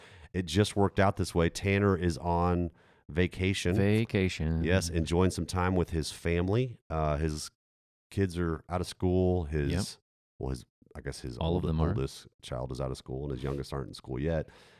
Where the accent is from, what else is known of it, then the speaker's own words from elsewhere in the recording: Germany; I grew up, as a lot of our folks know, I grew up in Germany.